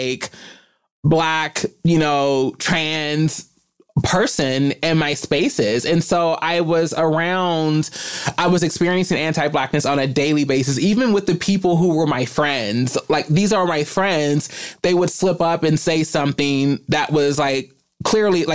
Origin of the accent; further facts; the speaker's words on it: Kentucky, United States; I am from Kentucky